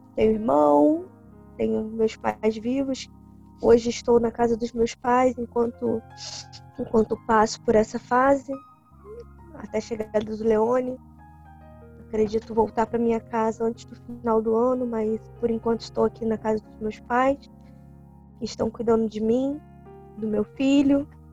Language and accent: Portuguese; Macaé, Rio de Janeiro, Brazil; eu sou realmente macaense, moro aqui desde que eu nasci